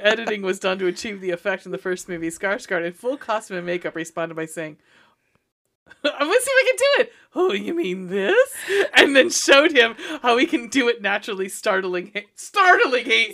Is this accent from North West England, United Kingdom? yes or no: no; Scotland, United Kingdom; moved away; I'm Scottish